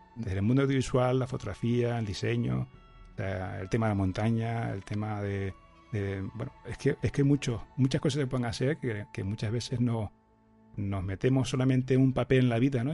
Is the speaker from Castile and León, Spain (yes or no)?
no; Tenerife, Canary Islands, Spain; accent: canario; yo estoy aquí en Tenerife, si no, se me notará un poquito en el acento, ¿no? En el canario